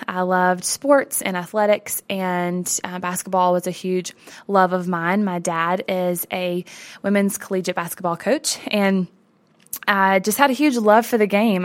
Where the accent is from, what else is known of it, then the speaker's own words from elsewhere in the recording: the South, United States; I grew up in the South as a girl